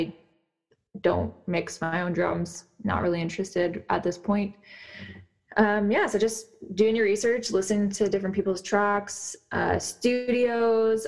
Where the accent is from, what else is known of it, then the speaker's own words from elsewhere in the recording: Nelson, British Columbia, Canada; lately I've been in Nelson, British Columbia, which is my hometown